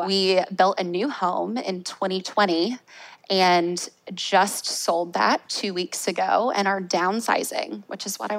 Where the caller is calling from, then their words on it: Jacksonville, Florida, United States; We are in Jacksonville, Florida. The royal we, my husband and I, just us.